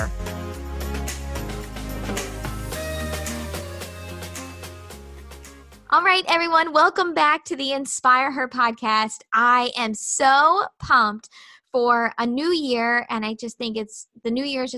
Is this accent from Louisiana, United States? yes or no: no; Baltimore, Maryland, United States; we're from Baltimore and so big city